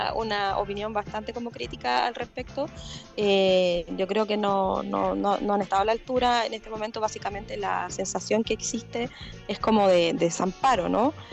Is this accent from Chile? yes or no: yes; Chile; hemos vivido todos como chilenos